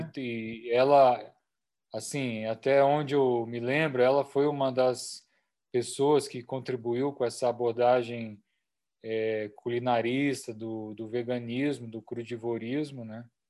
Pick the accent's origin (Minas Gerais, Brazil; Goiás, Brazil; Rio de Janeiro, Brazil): Goiás, Brazil; Chapada dos Veadeiros; Chapada dos Veadeiros, Cerrado, que é a minha terra